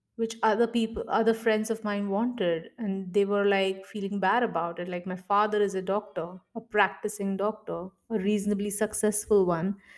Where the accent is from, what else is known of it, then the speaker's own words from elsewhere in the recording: Mumbai, Maharashtra, India; I'm originally from India. Uh, I was born and brought up in Mumbai.